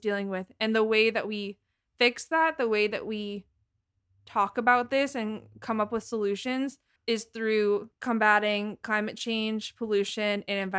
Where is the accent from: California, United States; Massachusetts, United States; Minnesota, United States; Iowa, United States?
Massachusetts, United States; I don't have a Boston accent. I just want to say this real fast. I'm born and raised in Massachusetts. I don't have that accent.